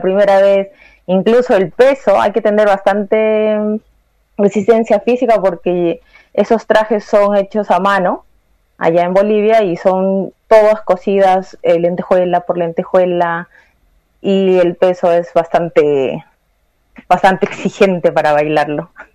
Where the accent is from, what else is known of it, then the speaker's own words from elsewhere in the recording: Peru; now in Santiago, Chile; yo también soy peruana